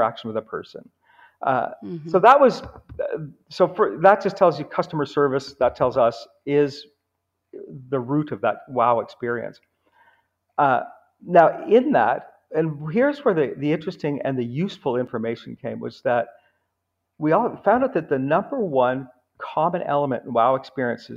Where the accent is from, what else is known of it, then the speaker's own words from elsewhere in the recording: United States; also born or lived in Houston, Texas / New York; now in Canada; I live in Canada. I grew up in Houston in New York, but living in Canada now.